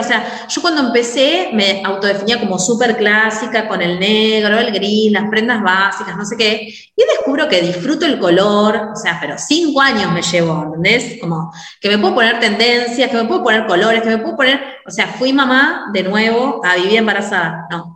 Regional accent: Mar del Plata, Buenos Aires Province, Argentina; soy de Mar del Plata, Argentina

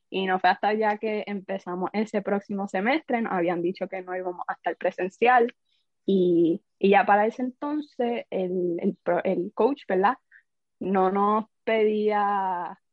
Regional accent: Caguas, Puerto Rico; yo soy de Cagua, eh, estudié ahí toda mi vida

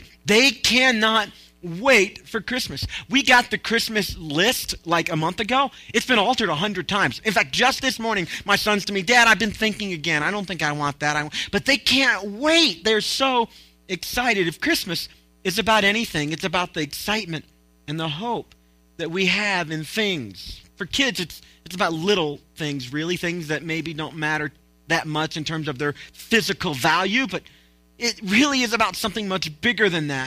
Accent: Tennessee, United States; I'm from Tennessee

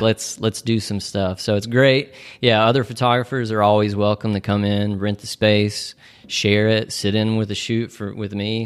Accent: Nashville, Tennessee, United States; moved away as an adult; now in Chattanooga, United States; we are all originally from Nashville, and, uh, we made the move to Chattanooga, about three and a half years ago.

